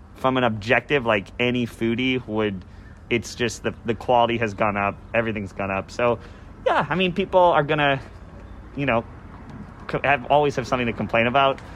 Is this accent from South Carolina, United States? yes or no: no; Chicago, Illinois, United States; now in Isla Vista, United States; I grew up in the Midwest. I grew up in Chicago